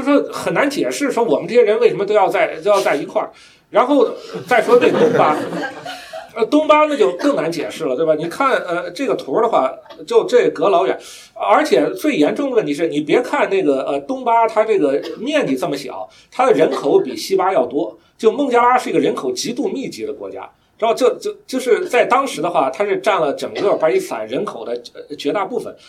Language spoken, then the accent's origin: Chinese; China; 我们就就比如说我们中国人，比如说我我党要解释什么是中华民族，他有一套他的理论，是吧？